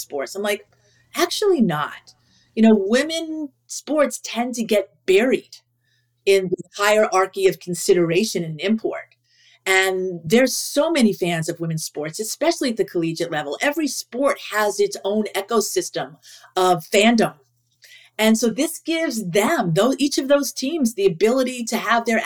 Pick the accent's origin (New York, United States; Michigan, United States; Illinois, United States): New York, United States; I grew up in New York